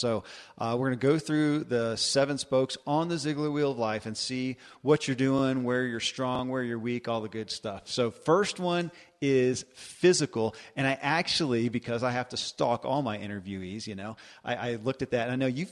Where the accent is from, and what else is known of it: Kentucky, United States; born or raised there